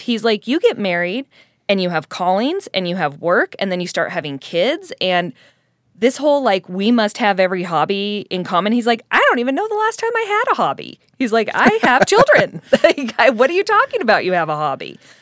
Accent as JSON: {"language": "English", "region": "Colorado", "country": "United States", "tie": "born or raised there", "moved": "yes", "lives_now": "Utah, United States", "said": "being in Utah and growing up in Colorado"}